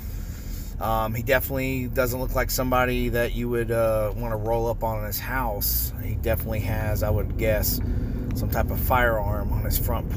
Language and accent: English; North Florida, United States; I grew up born and raised in North Florida, where country music is pretty popular here